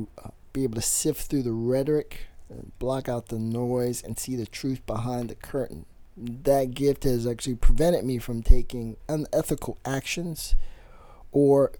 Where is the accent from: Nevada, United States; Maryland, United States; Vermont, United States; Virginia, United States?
Maryland, United States; Baltimore; born and raised in Baltimore